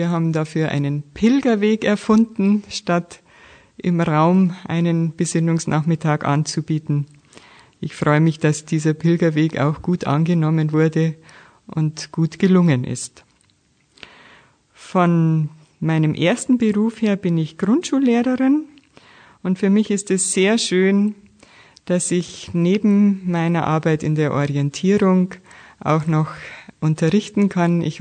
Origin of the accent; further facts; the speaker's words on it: Munich, Bavaria, Germany; now in Jena, Germany; Ursprünglich komme ich aus München, dort war ich auch Lehrerin.